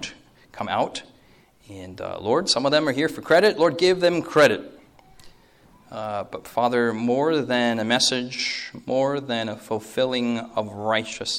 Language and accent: English; New York, United States; also born or lived in Korea; I was born here in America, New York